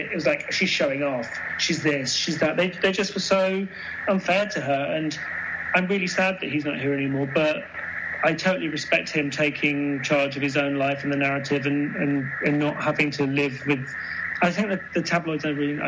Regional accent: United Kingdom; growing up in Britain

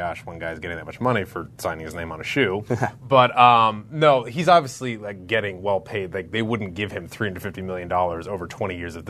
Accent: Cleveland, Ohio, United States; my hometown Cleveland

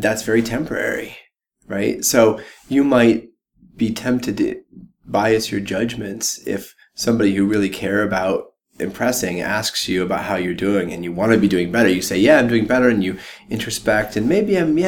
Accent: Jackson, Wyoming, United States; now in Boulder, United States; I grew up first in Jackson Hole, Wyoming. So my parents moved there so that we could all ski

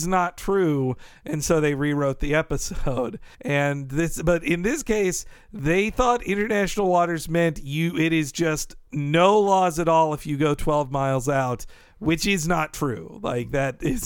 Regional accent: Northern Florida, United States; I grew up in the South in Bible Belt-ish areas of Northern Florida

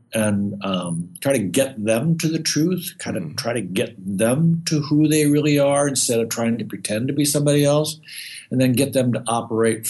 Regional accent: Midwest, United States; moved away; I grew up in the Midwest. I'm a kind of a small town guy.

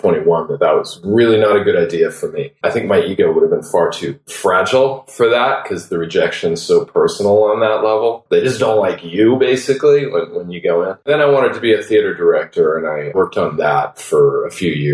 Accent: Los Angeles, California, United States; I grew up in Los Angeles

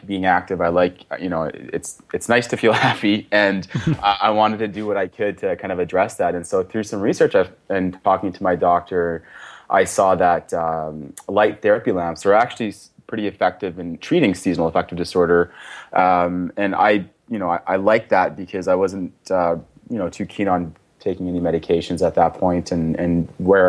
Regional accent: Victoria, British Columbia, Canada; also born or lived in Toronto; now in Edmonton, Canada; I grew up in Victoria.

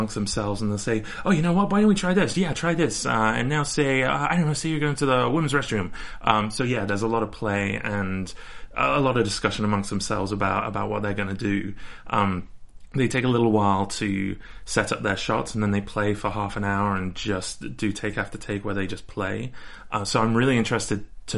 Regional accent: United Kingdom; moved away as an adult; now in Los Angeles, United States; I'm British. I'm British. I promise, I'm British.

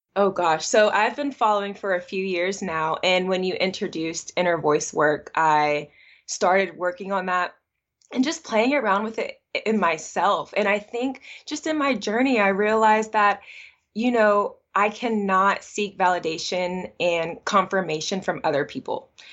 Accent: Atlanta, Georgia, United States; I was actually born and raised in Atlanta, Georgia

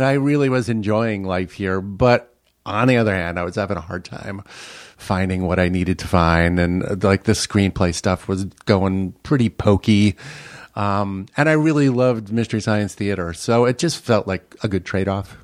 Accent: New York City, New York, United States; moved away as an adult; now in Minnesota, United States; I grew up in Brooklyn, New York, um, in, uh, Bay Ridge, Brooklyn

